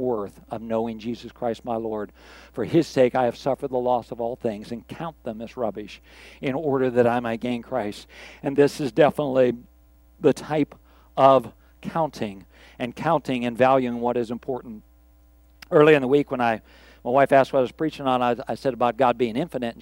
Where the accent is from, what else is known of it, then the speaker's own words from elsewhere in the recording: Pittsburgh, Pennsylvania, United States; I grew up in Pittsburgh